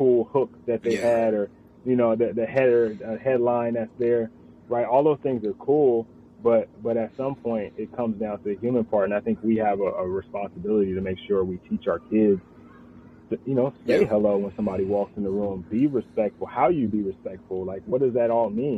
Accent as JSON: {"language": "English", "town": "Richmond", "region": "California", "country": "United States", "moved": "yes", "said": "I'm a Bay Area guy myself. I'm from Richmond"}